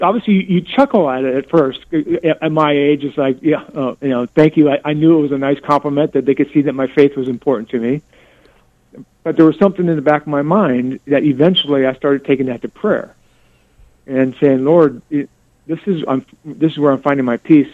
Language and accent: English; California, United States; now in West Des Moines, United States; I'm born and raised in California